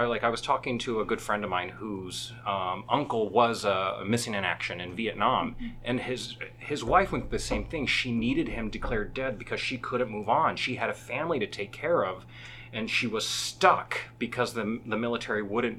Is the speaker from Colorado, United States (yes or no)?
yes; Colorado Springs, Colorado, United States; I grew up in Colorado Springs.